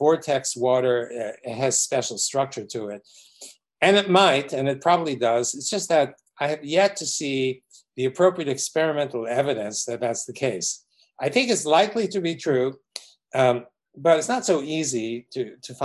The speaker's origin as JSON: {"language": "English", "town": "New York City", "region": "New York", "country": "United States", "tie": "born or raised there", "said": "growing up in New York City, in Brooklyn"}